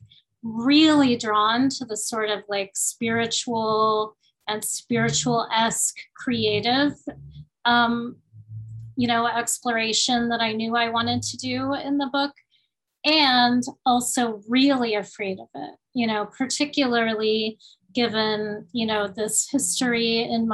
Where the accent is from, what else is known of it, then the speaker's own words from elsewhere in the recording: Miami, Florida, United States; accent: a little bit Cuban; I always have an odd, perhaps odd to a listener, like tendency to pronounce things a little bit Cuban because I grew up in Miami